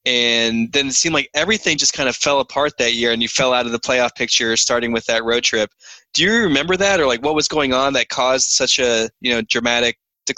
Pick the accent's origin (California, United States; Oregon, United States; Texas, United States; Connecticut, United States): Texas, United States; Dallas; I'm from Dallas